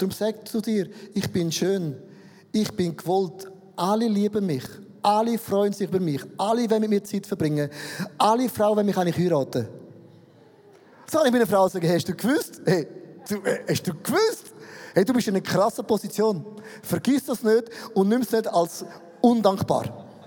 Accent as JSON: {"language": "German", "country": "Switzerland", "said": "ich bin ein Schweizer"}